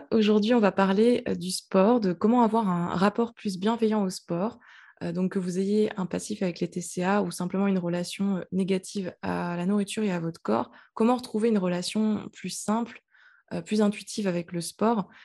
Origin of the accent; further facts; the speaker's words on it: French Guiana; moved away; j'habitais dans un pays chaud quand j'étais petite, j'habitais en Guyane.